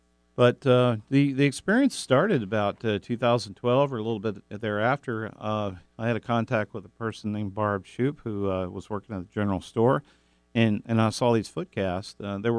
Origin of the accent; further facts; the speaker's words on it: Kentucky, United States; now in Pacific Northwest, United States; I'm originally from Kentucky.